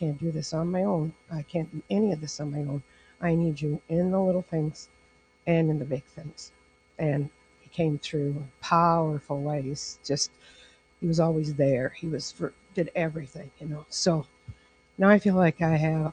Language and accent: English; Estherville, Iowa, United States; I grew up in Esterville here